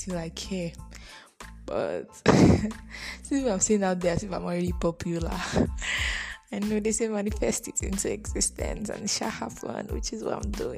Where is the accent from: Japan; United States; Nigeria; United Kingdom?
Nigeria; Edo; I am a Bini girl. I'm from Edo State